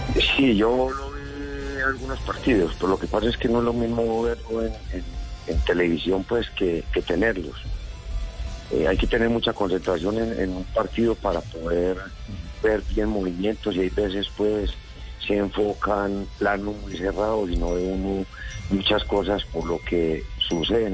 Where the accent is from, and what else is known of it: Antioquia, Colombia